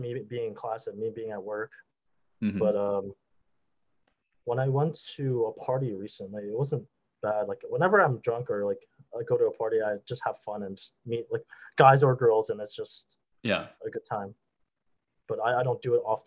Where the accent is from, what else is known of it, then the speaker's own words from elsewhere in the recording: New York City, New York, United States; I was a Brooklyn dude